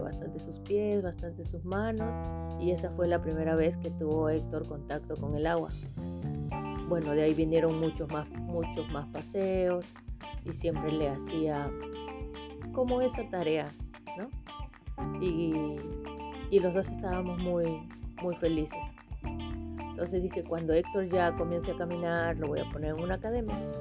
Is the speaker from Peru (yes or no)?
yes; Callao, Peru; yo soy del Callao, yo aprendí a nadar en Chucuito.